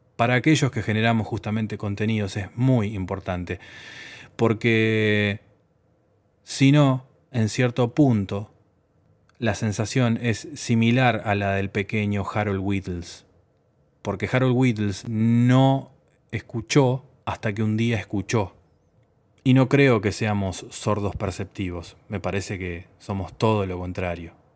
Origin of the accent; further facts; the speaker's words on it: Uruguay; mi país, Uruguay, mi país de origen